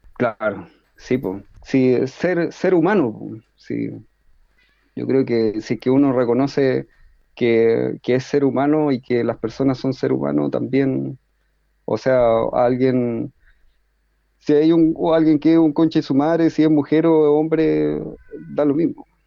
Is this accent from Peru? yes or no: no; Chile; yo como chileno